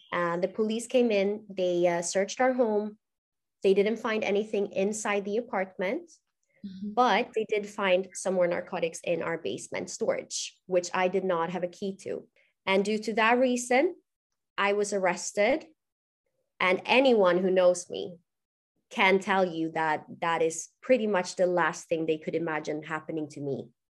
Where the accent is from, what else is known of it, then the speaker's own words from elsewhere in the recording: Gothenburg, Västra Götaland, Sweden; moved away as an adult; also born or lived in Dubai; I'm born and raised in Gothenburg, Sweden